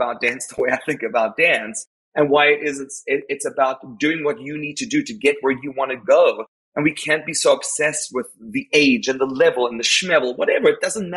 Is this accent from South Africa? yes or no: yes; South Africa; moved away; I am South African.